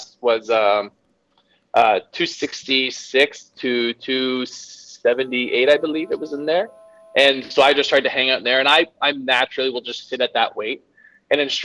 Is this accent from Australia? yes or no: no; Canada; I'm Canadian